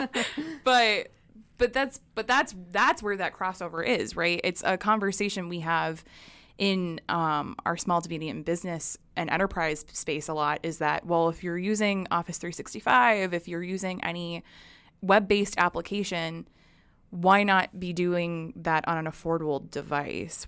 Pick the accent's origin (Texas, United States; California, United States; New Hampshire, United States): New Hampshire, United States; I grew up in New Hampshire.